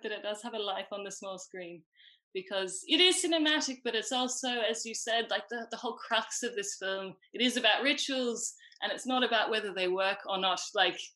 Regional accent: Australia; moved away as an adult; now in Ireland; I am Australian.

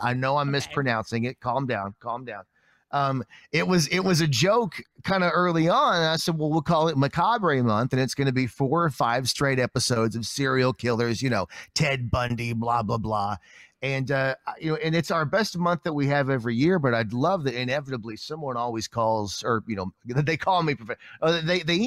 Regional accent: Appalachia, Kentucky, United States; moved away as an adult; also born or lived in Lexington, Kentucky; now in Springfield, United States; Like, I grew up in a trailer in Appalachia

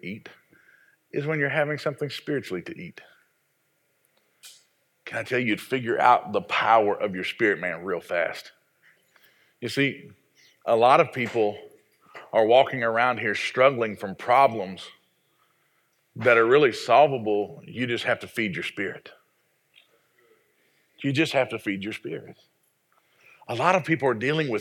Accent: the South, United States; I was raised in the South, and we put gravy on everything

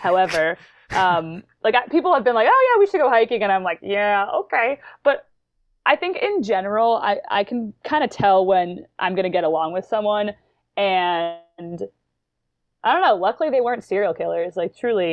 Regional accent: New York, United States; I grew up in, I'm from New York, and I've kinda grown up in the Adirondacks

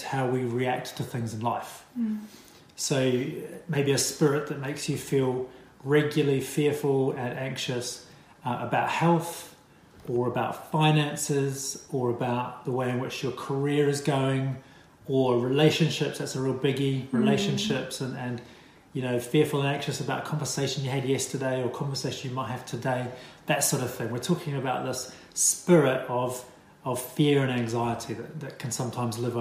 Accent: Wellington, New Zealand; moved away as an adult; now in London, United Kingdom; We moved to London in 2016 from my hometown of Wellington, New Zealand.

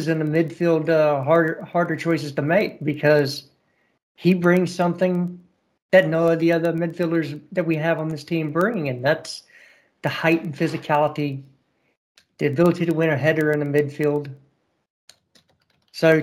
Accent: United States; I'm an American and we love the underdog story

